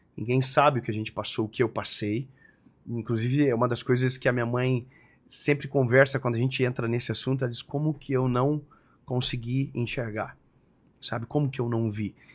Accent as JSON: {"language": "Portuguese", "town": "Joinville", "region": "Santa Catarina", "country": "Brazil", "said": "Eu sou de Joinville, sou de Joinvilleense"}